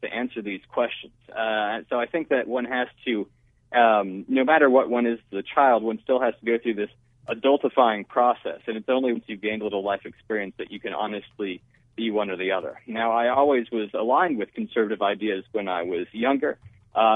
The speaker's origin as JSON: {"language": "English", "region": "Connecticut", "country": "United States", "tie": "born or raised there", "said": "I grew up in Connecticut in a very less liberal environment"}